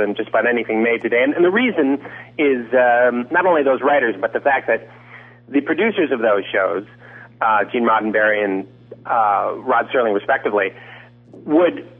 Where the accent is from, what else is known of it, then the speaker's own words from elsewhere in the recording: Detroit, Michigan, United States; we grew up in Detroit together.